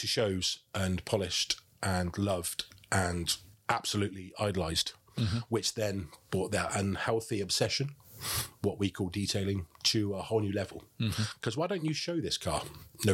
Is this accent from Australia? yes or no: no; Oxfordshire, South East England, United Kingdom; growing up in Oxfordshire as I did